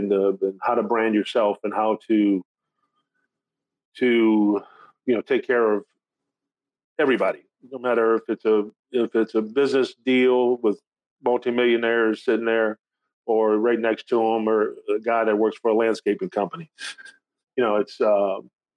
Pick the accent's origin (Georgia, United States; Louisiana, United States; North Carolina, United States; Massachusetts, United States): Louisiana, United States; Thibodaux; also born or lived in Lafayette, Louisiana; I grew up in Thibodaux